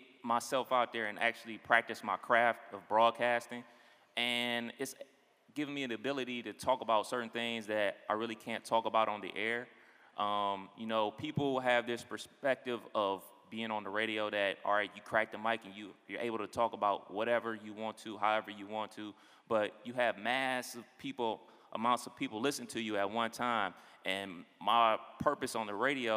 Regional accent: Cleveland, Ohio, United States; also born or lived in Dayton, Ohio; I'm originally from Cleveland, Ohio

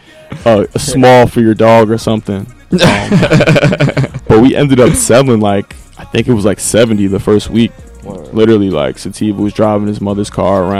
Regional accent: West Orange, New Jersey, United States; born and raised in West Orange

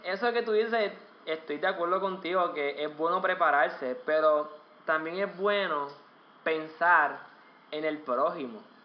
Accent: Puerto Rico; Yo soy puertorriqueño

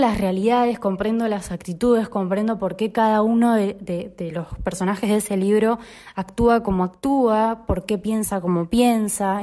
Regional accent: Lomas de Zamora, Buenos Aires Province, Argentina; soy de Lomas

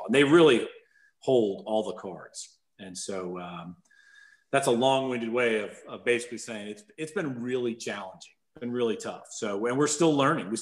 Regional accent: New Jersey, United States; now in Richmond, United States; I live in Richmond, Virginia. I'm originally from New Jersey.

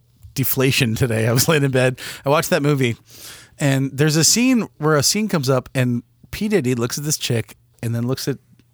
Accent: United States; in my neighborhood growing up in Montgomery County, they made a point to put low income and middle income next to each other.

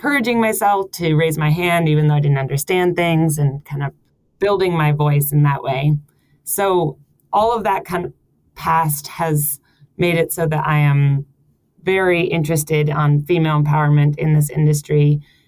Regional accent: United States; moved away as an adult; also born or lived in San Francisco; now in Copenhagen, Denmark; I am an American, and recently came from San Francisco

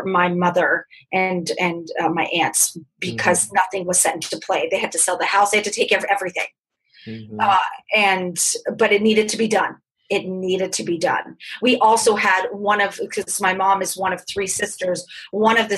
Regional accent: California, United States; I grew up in California.

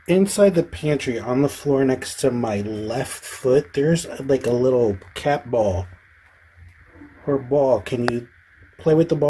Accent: New Jersey, United States; I'm 45, and I'm from New Jersey

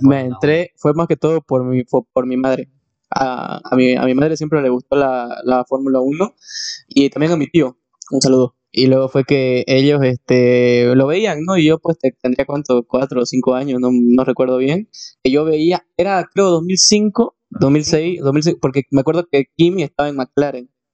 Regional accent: Santa Cruz de la Sierra, Santa Cruz, Bolivia; nosotros somos de Santa Cruz, Bolivia

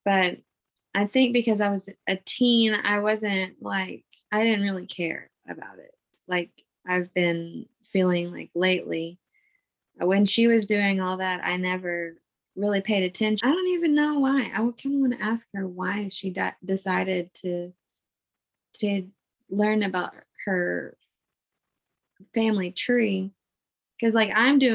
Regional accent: East End, Arkansas, United States; also born or lived in Little Rock, Arkansas; I was born in Little Rock, Arkansas, but grew up in a small town called East End.

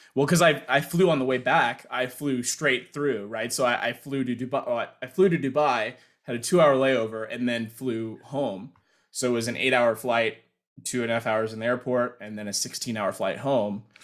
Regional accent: United States; being American

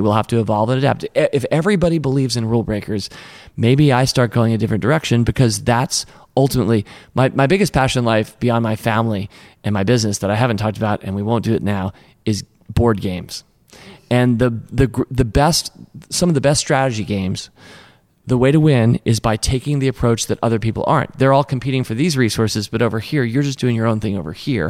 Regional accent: Washington, District of Columbia, United States; I grew up in Washington, D C. That's where Tom and I are from

